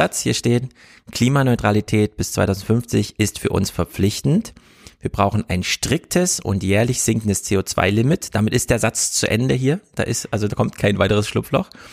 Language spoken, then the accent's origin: German; East Germany, Germany; Ich bin ja Ossi